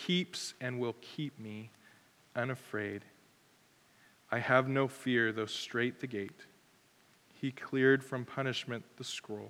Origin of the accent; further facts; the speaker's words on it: United States; as an American